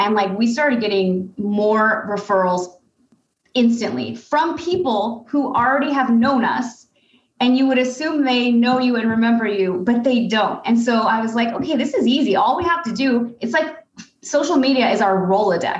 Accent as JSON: {"language": "English", "country": "United States", "said": "as an American"}